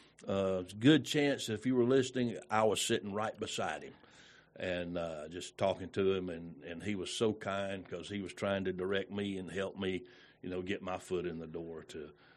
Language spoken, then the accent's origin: English; Redan, Georgia, United States; also born or lived in Conyers, United States; That's right. Redan, Georgia. Actually, I was raised in Redan, but I was actually born in Conyers, Georgia.